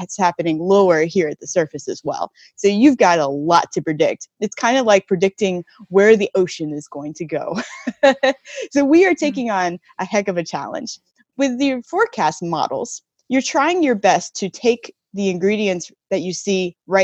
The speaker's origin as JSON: {"language": "English", "region": "North Carolina", "country": "United States", "tie": "born or raised there", "moved": "yes", "lives_now": "West Coast, United States", "said": "I grew up in North Carolina"}